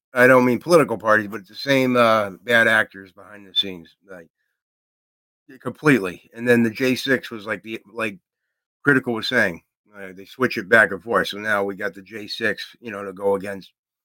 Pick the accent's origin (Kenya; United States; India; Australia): United States; Massachusetts; I'm from Massachusetts, so I can't throw a stone.